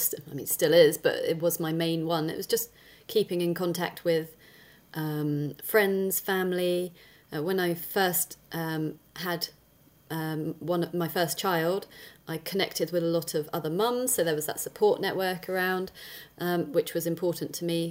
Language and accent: English; South West England, United Kingdom; So I am pretty much born and bred in Dorset in the UK. And I'm 42 now.